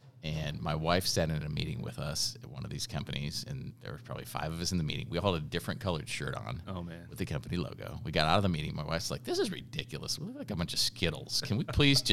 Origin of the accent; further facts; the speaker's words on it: Upper Peninsula of Michigan, United States; moved away; also born or lived in Chicago; I grew up in a tiny little town in the Upper Peninsula of Michigan